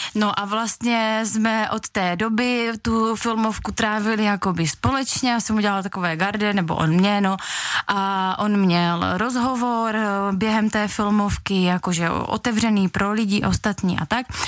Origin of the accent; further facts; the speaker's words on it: Veselí nad Moravou, South Moravian Region, Czechia; jsem z Veslí nad Moravou